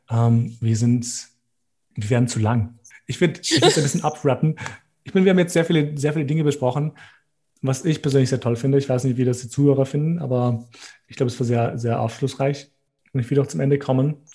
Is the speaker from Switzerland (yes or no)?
no; Gjakova, Gjakova District, Kosovo; Deswegen freue ich mich, wie Leute das fragen, weil ich sage, hey, ich bin aus Kosovo, aus Jakova